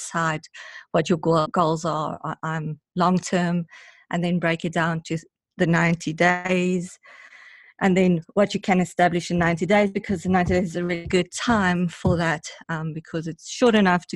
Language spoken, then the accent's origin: English; South Africa; I'm from South Africa